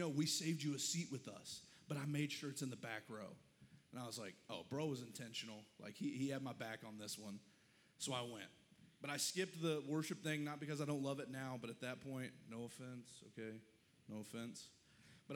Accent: the Bible Belt, the South, United States; I grew up in the church and I'm from the Bible Belt

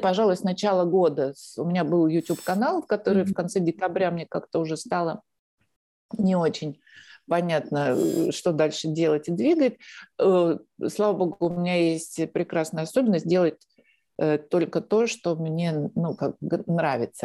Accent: Russia; moved away as an adult; also born or lived in Moscow, Russia; now in Spain; у меня, в отличие от многих русских беженцев российских, есть открытый счет в банке

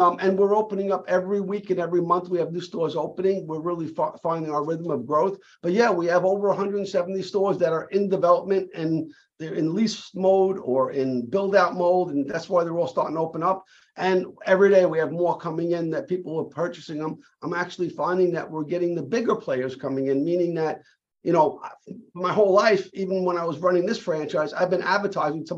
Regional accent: New York City, New York, United States; as a young kid growing up in Brooklyn

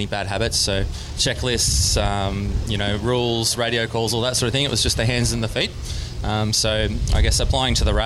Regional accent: Australia; also born or lived in United States; as an Aussie living in America

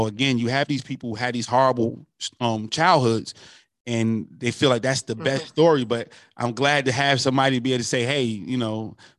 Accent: North New Jersey, United States; I know growing up in New Jersey, where I grew up at, it was plants all over the place. You know, it was very industrialized, and now it's deindustrialized.

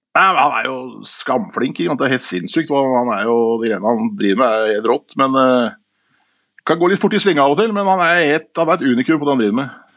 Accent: Skien, Vestfold og Telemark, Norway; moved away; also born or lived in Stavanger; jeg er fra Skien, men jeg bodde i Stavanger.

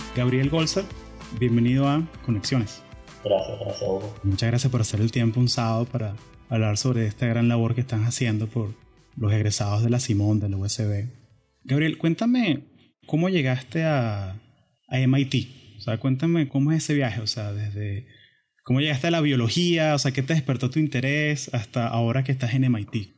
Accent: Venezuela; somos venezolanos

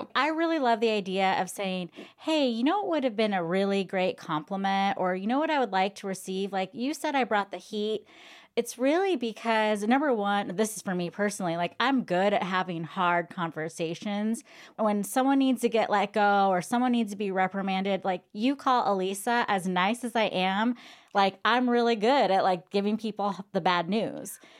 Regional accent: California, United States; accent: California; my California accent

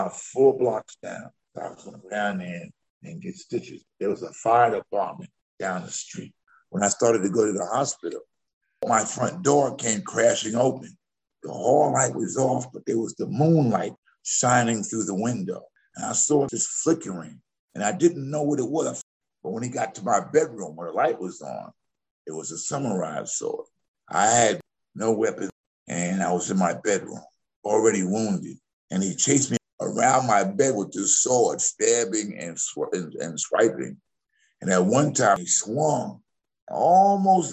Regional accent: New Rochelle, New York, United States; I was a lifeguard for 6 years in my hometown, New Rochelle.

